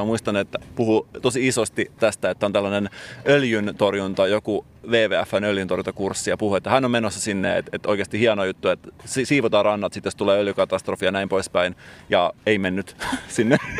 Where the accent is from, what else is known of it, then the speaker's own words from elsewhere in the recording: Salo, Southwest Finland, Finland; Mä itse tunnen tämän paikan hyvin, koska olen kotoisin sieltä seuralta